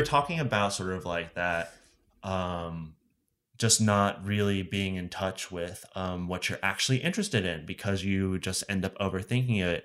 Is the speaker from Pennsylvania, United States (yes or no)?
yes; Allentown, Pennsylvania, United States; now in Pittsburgh, United States; I grew up in Allentown, Pennsylvania, and then I moved to Pittsburgh for college, and I'm sticking around.